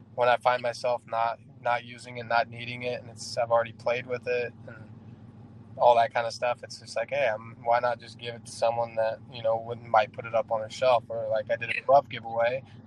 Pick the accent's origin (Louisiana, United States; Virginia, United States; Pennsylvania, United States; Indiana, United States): Indiana, United States; Indianapolis; my hometown ones with the skyline of Indianapolis and the 317 on the back